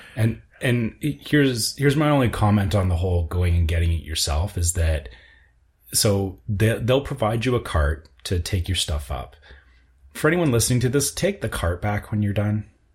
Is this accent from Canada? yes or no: yes; Canada; as a Canadian